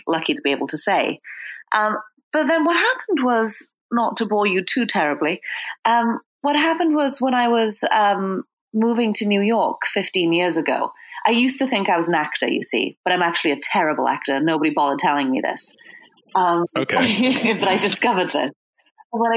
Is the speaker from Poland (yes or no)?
no; Wales, United Kingdom; now in Brooklyn, United States; I'm from Wales originally